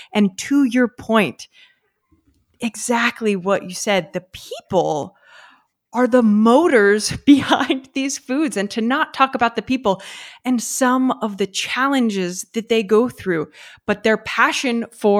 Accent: United States; I'm American.

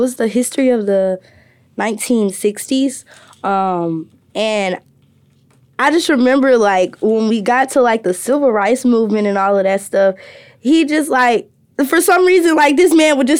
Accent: Birmingham, Alabama, United States; moved away as an adult; now in Ohio, United States; he knew I was from Birmingham

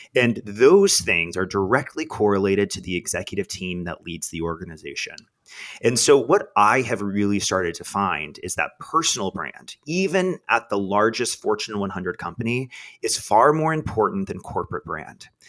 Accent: Texas, United States; moved away as an adult; now in New York City, United States; I knew my entire life I, I had to get out of Texas

